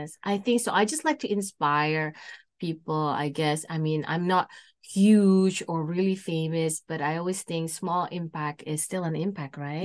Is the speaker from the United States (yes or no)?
no; Indonesia; moved away as an adult; now in Canada; I born and raised in Indonesia and I moved to Canada, uh, on two thousand seven